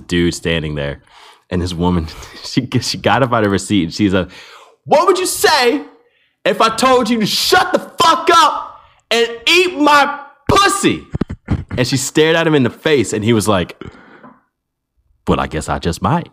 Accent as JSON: {"language": "English", "country": "United States", "said": "as an American"}